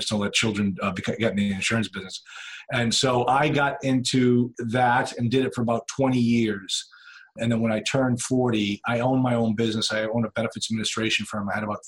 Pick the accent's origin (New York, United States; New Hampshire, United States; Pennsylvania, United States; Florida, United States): New Hampshire, United States; Nashua; also born or lived in Duxbury, Massachusetts; I grew up here in Nashville, New Hampshire